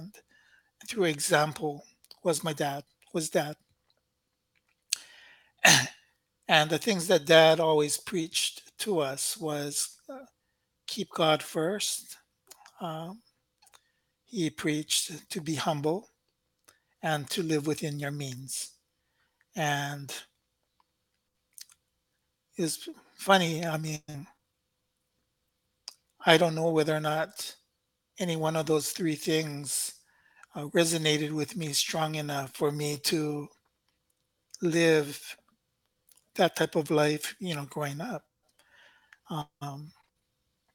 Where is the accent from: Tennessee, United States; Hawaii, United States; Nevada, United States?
Hawaii, United States; Honolulu; also born or lived in Pacific Northwest; Moana Lua for me, again, obviously that's where we grew up. But it was really in my younger years that we were there